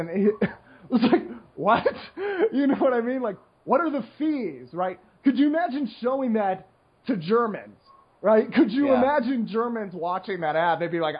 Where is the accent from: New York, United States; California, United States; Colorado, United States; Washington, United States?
Washington, United States; Seattle; all the Asians I grew up with in Seattle were Vietnamese